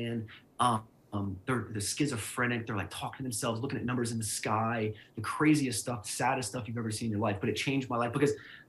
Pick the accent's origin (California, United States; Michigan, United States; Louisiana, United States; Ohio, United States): Ohio, United States; Cincinnati; moved away; also born or lived in Atlanta, Georgia; I'm from Cincinnati, Ohio. I went to Ohio University. I lived in Atlanta for 5 years